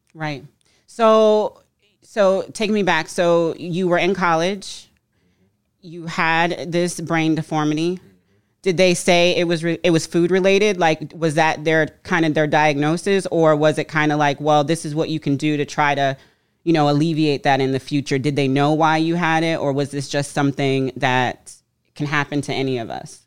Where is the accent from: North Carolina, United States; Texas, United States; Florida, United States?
Florida, United States; moved away as an adult; I'm from Florida